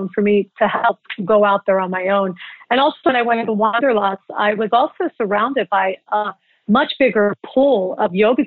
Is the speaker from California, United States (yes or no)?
no; Philadelphia, Pennsylvania, United States; moved away; also born or lived in New York / Los Angeles; As a young child, I grew up in Philadelphia where there's a lot of culture